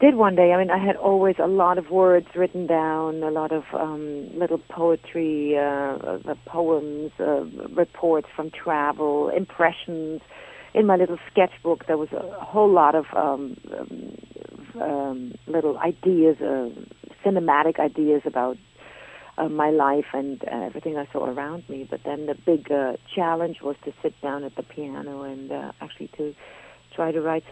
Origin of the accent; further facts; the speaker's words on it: Germany; moved away as an adult; also born or lived in Berlin, Germany / London, United Kingdom / Paris, France; now in New York, United States; I'm a German. But really, today, what I am is a New Yorker